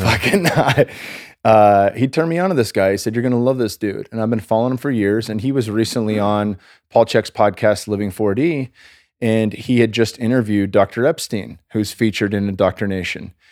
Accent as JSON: {"language": "English", "region": "California", "country": "United States", "said": "I'm from California."}